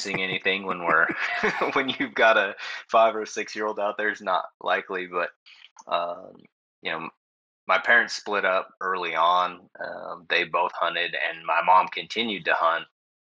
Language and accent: English; West Coast, still lives in Idaho, United States; I'm from the West Coast. I live in the Pacific Northwest